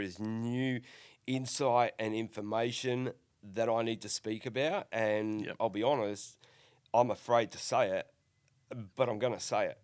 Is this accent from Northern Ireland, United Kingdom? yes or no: yes; Northern Ireland, United Kingdom; now in Australia; I'm an Australian citizen, born in, in Northern Ireland